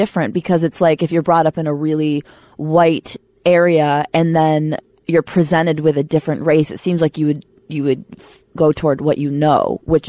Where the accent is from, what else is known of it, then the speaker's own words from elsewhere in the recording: Upstate New York, United States; Upstate New York. Way upstate where it's like Texas.